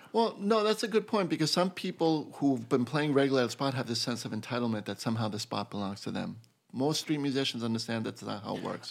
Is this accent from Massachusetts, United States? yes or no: yes; Boston, Massachusetts, United States; moved away as an adult; now in New York City, United States; being from Boston